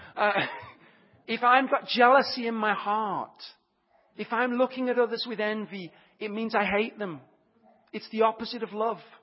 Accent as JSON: {"language": "English", "area": "Leicestershire", "region": "East Midlands", "country": "United Kingdom", "moved": "yes", "said": "I'm from Leicestershire"}